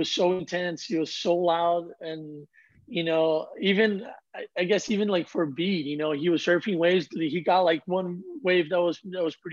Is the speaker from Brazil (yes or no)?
yes; Ubatuba, São Paulo, Brazil; I was the next one from my hometown